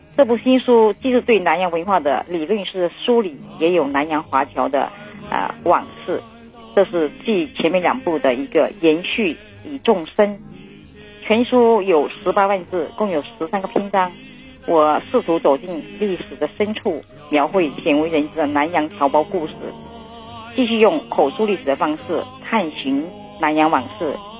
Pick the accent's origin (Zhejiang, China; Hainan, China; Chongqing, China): Hainan, China; Hainan Island, China; 我生命中最深沉的技术全部来自这片土地